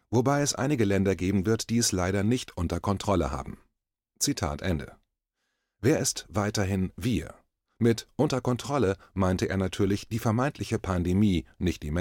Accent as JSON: {"language": "German", "region": "East Germany", "country": "Germany", "tie": "born or raised there", "said": "Ich bin in Ostdeutschland aufgewachsen, in der DDR, dem damals unfreien Teil meines Heimatlandes, in einer Diktatur."}